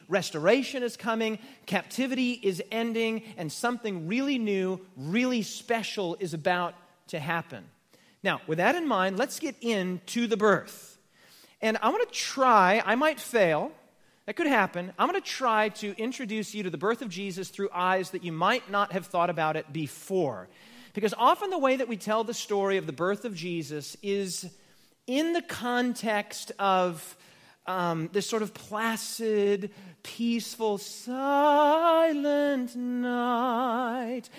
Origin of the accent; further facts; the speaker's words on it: United States; I'm an American